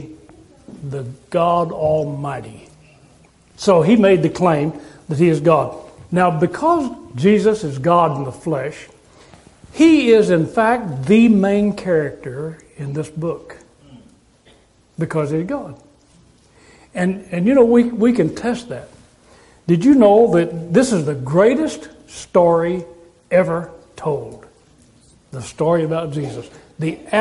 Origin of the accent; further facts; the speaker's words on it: Texas, United States; I'm from Texas